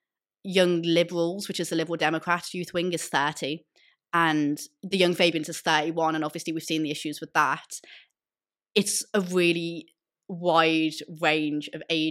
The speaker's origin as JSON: {"language": "English", "town": "Liverpool", "region": "North West England", "country": "United Kingdom", "said": "I'm from Liverpool, and in Liverpool we have RASA Merseyside."}